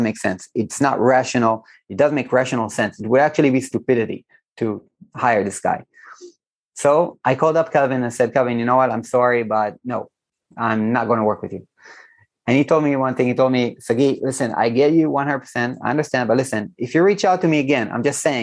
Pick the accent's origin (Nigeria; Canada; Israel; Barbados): Israel; here in Israel, I'm from Israel